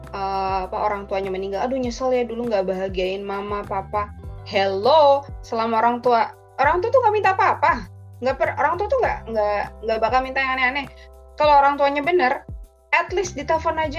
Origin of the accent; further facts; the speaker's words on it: East Java, Indonesia; bu lu Jawa di mana sih bu gue kan Jawa Timur lu kan Jawa Tengah